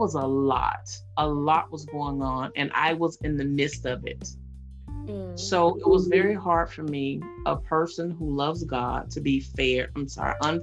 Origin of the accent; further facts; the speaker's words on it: West Palm Beach, Florida, United States; I'm from West Palm Beach, Florida